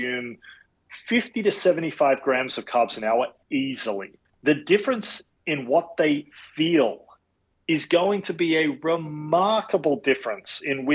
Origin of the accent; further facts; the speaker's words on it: Australia; moved away as an adult; also born or lived in Madrid, Spain; now in Boston, United States; being Australian